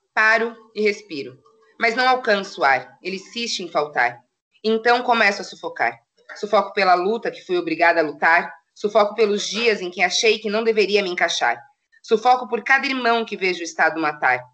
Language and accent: Portuguese; São Paulo, Brazil; moved away as an adult; now in Itajaí, Brazil; sou de São Paulo, né? Mudei para cá faz três anos